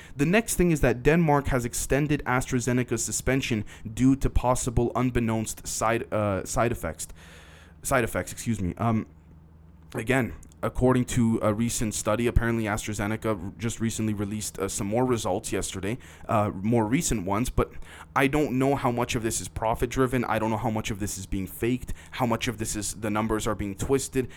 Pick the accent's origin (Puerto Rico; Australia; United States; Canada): Canada; I'm a Canadian